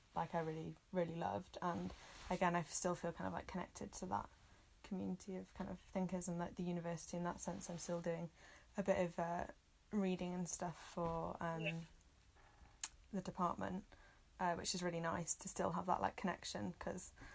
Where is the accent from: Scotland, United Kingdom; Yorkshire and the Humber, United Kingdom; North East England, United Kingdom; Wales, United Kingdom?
Wales, United Kingdom; also born or lived in Manchester; i've loved growing up in wales